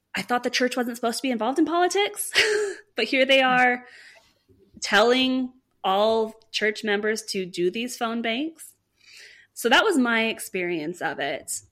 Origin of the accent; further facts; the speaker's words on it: California, United States; I am from California